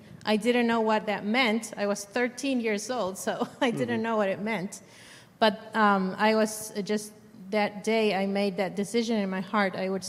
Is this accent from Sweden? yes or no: no; Argentina; born there; I was born in Argentina. I was born into a Christian home.